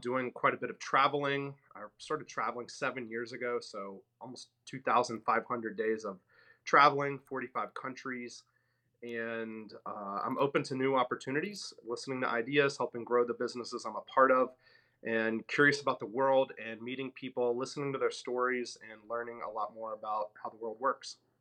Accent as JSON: {"language": "English", "town": "Memphis", "region": "Tennessee", "country": "United States", "also_born_or_lived": "New York City", "moved": "as an adult", "said": "I'm from Memphis, Tennessee, a very middle-class family there"}